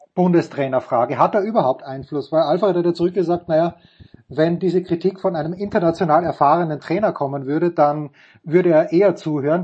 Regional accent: Austria; Ich als Österreicher

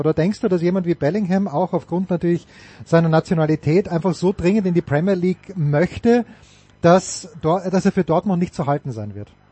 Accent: Austria; sind wir Österreicher

